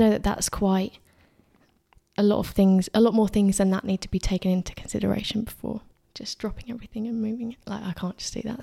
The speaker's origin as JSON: {"language": "English", "town": "Addlestone", "region": "South East England", "country": "United Kingdom", "tie": "born or raised there", "said": "I'm from Addleston, a little town, if you don't know, um, about twenty minutes from this studio."}